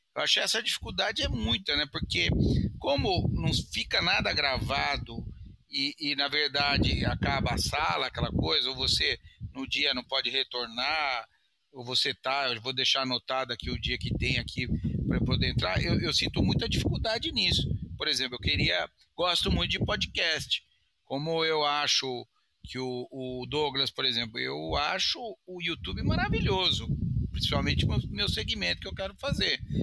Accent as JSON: {"language": "Portuguese", "town": "Sorocaba", "region": "São Paulo", "country": "Brazil", "accent": "caipira", "said": "eu sou caipira, eu sou de Sorocaba"}